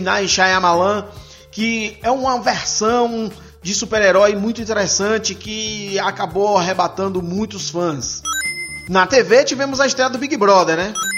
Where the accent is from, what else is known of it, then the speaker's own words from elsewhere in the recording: Ilhéus, Bahia, Brazil; Eu venho lá da Bahia, de Ilhéus, terra de Jorge Amado.